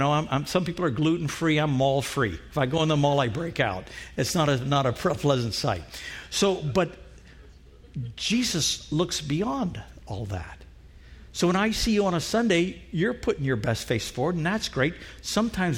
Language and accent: English; Trinidad & Tobago; moved away; Where I grew up in Trinidad